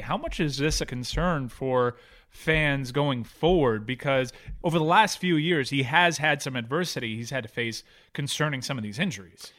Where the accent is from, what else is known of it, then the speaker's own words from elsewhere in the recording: Miami, Florida, United States; my hometown, Miami